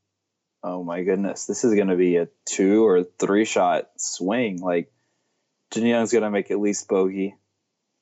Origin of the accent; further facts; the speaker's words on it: Indiana, United States; I am a not spoiled California kid growing up in Indiana